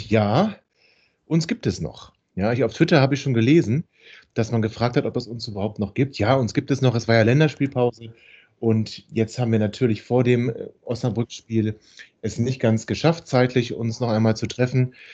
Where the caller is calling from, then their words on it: Netherlands; Ich komme heute aus den Niederlanden.